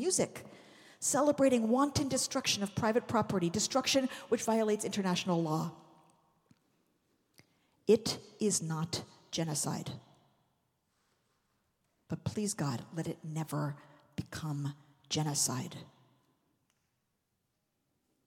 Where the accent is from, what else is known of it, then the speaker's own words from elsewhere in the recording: United States; as American Jews